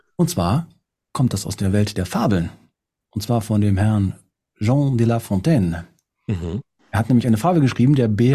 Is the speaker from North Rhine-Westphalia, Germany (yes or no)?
yes; Kerpen, North Rhine-Westphalia, Germany; mir war es die Schillerstraße in Kerpen. Sindorf.